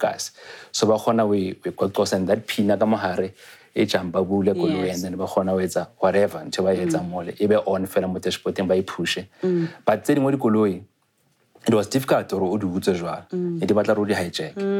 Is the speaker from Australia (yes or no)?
no; Tembisa, Gauteng, South Africa; also born or lived in Limpopo; originally I'm from Limpopo. Mm. So my parents are from Limpopo. Mm. Then later I moved to Tembisa, to Gauteng.